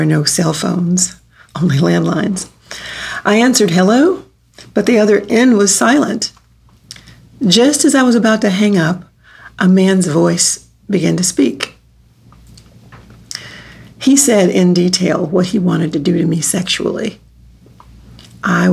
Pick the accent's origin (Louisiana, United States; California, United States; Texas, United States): Texas, United States; also born or lived in New York City / St. Louis, Missouri; now in Kansas City, United States; I was born in Texas, and I've lived in New York City, St. Louis, Missouri, and for the past 2 years, here in Kansas City